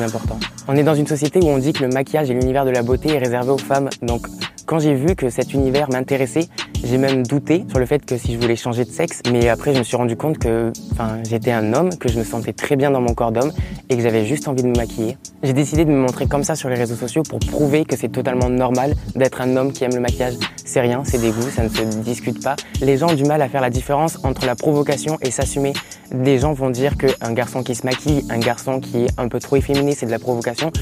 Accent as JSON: {"language": "French", "town": "Montpellier", "region": "Occitania", "country": "France", "tie": "born or raised there", "said": "Je suis né à Montpellier, j'ai eu une enfance totalement tranquille"}